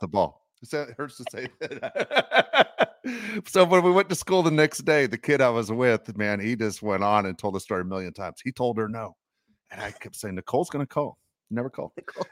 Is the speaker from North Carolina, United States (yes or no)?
no; Los Angeles, California, United States; I grew up in Los Angeles